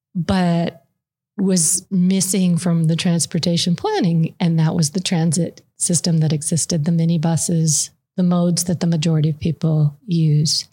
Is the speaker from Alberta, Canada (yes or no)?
yes; Calgary, Alberta, Canada; now in United States; I actually grew up in Calgary